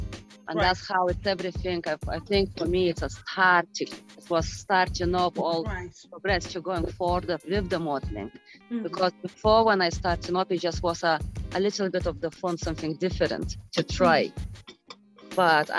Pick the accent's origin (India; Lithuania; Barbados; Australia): Lithuania; moved away as an adult; now in Ireland; Originally, I'm from Lithuania, but living in Ireland for last 20 years now.